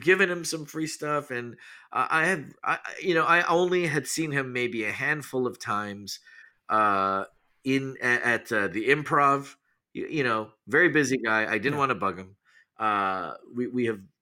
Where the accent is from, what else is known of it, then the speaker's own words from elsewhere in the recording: Canada; moved away as an adult; now in Los Angeles, United States; growing up in Canada